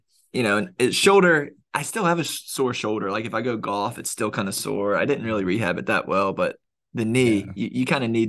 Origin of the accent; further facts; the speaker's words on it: Charlotte, North Carolina, United States; now I'm from Charlotte. I grew up in North Carolina. Like, it's my home team.